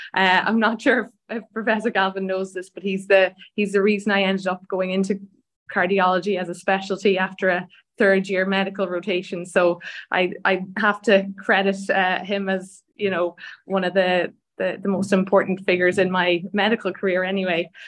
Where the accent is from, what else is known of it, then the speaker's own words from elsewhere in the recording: Donegal, Ulster, Ireland; now in Dublin, Ireland; I grew up in in Donegal, which is the north of the the country with a lot of lovely beaches.